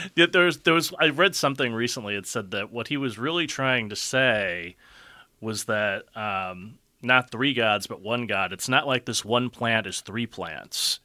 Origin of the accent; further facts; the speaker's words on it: Yonkers, New York, United States; moved away as an adult; now in Cleveland, United States; I grew up in Yonkers, New York, which is just north of the Bronx